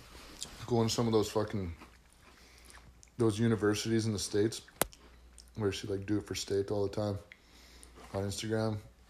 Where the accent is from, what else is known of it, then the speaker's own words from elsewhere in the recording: Canada; we are from Canada.